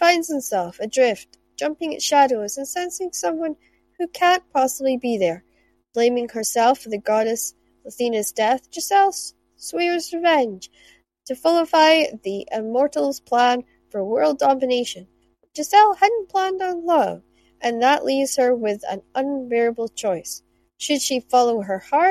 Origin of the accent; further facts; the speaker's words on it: Shetland, Scotland, United Kingdom; I grew up in Shetland where we had selkies and mermaids